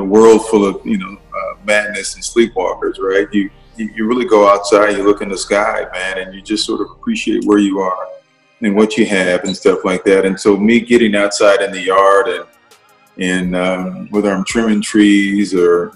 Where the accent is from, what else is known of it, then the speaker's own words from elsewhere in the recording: California, United States; now in Boise, United States; growing up in California